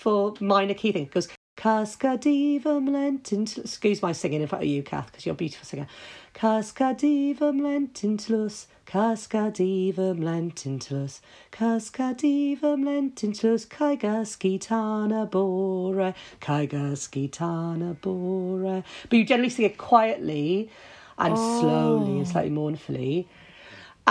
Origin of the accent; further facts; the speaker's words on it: Wales, United Kingdom; we like being melancholy as Welsh.